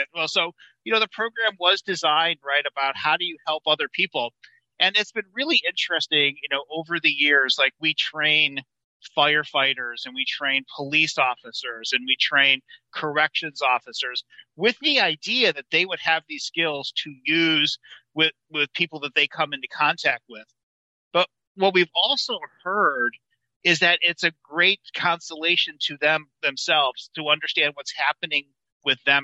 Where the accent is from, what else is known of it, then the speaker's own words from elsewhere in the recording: Michigan, United States; I'm from Michigan.